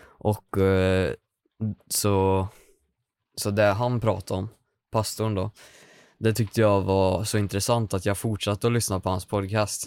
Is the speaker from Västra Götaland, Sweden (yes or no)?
no; Hagfors, Värmland, Sweden; now in Karlstad, Sweden; Jag kommer ifrån Hagfors. Mm. Det ligger 10 mil norr om Karlstad